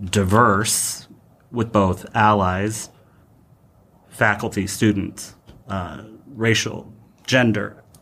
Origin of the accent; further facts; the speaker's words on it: Chicago, Illinois, United States; So I'm from Chicago